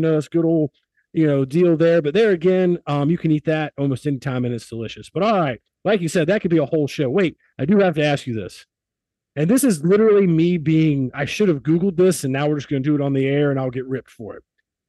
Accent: South Carolina, United States; also born or lived in Connecticut / Pittsburgh; I am from South Carolina by way of Connecticut and Pittsburgh, and before that, the Ukraine and Poland in my dad's side of the family.

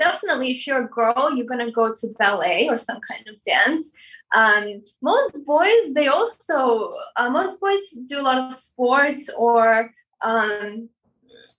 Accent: Moscow, Russia; also born or lived in Armenia; now in United States; I was born in Armenia. When I was three, my family moved to Moscow

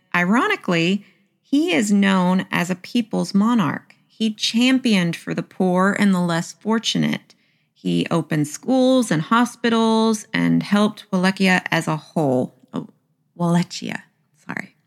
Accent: the South, Southern United States, United States; accent: Southern; my Southern accent

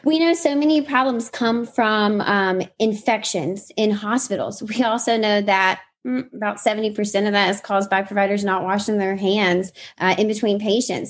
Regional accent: Mississippi, United States; I grew up in Mississippi, so I grew up on a farm

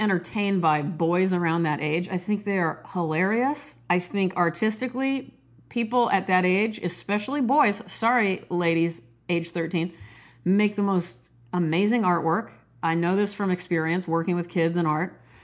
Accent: Nebraska, United States; I'm from Nebraska.

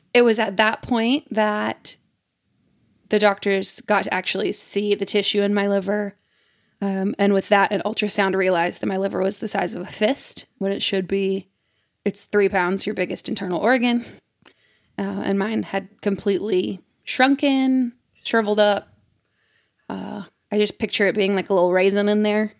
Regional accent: Mississippi, United States; it's my home state

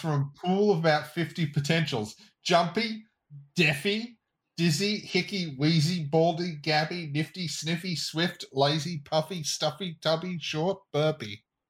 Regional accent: Australia; as an Australian

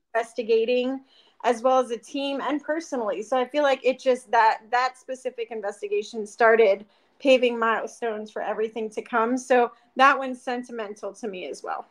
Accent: Pennsylvania, United States; now in Arizona, United States; I grew up in Pennsylvania

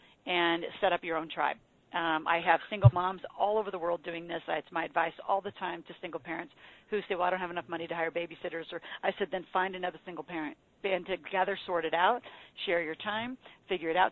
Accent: Nebraska, United States; moved away; I'm from Nebraska.

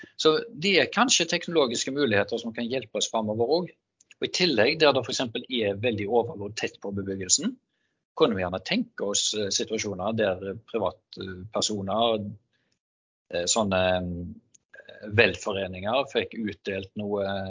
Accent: Haugesund, Rogaland, Norway; Jeg er fra Haugesund

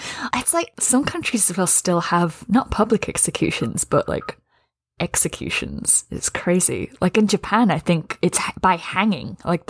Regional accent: England, United Kingdom; I mean, I am English

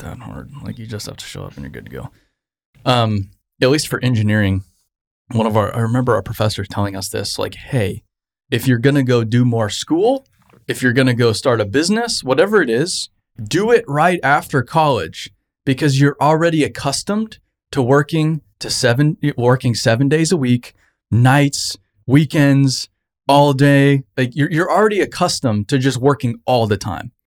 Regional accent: Arizona, United States; I grew up in Arizona

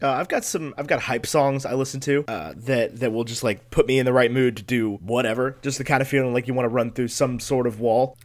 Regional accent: United States; I was, had the privilege to be born in the United States of America

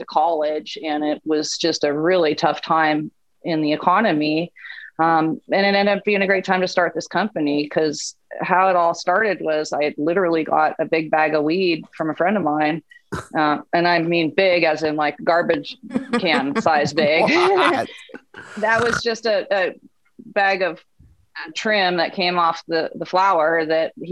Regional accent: Northern California, United States; moved away as an adult; also born or lived in New York / San Francisco; I grew up in Northern California

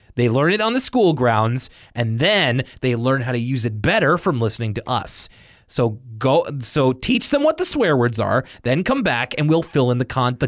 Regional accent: Chicago, Illinois, United States; I'm 24 from Chicago.

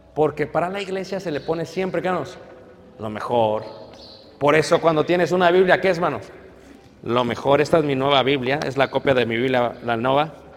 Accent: Mexico; me ve como mexicano

